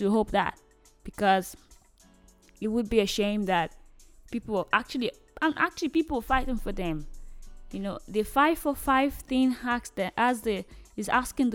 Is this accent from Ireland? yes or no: no; Nigeria; I am a Nigerian lady